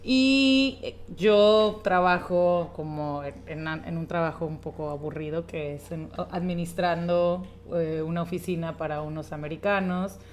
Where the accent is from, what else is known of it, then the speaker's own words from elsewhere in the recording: Argentina; de Argentina.